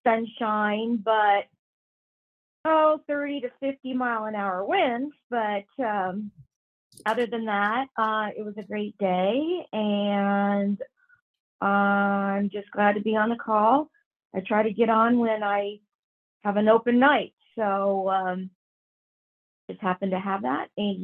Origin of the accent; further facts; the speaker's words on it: Mechanicsburg, Ohio, United States; from Champaign County, Mechanicsburg, Ohio.